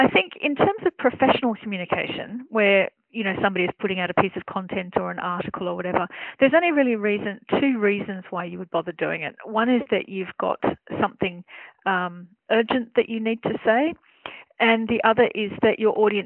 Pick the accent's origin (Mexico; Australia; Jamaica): Australia; accent: Australian; now in Germany; I'm an Australian journalist, as you can probably tell by my accent, but I live and I work in Germany.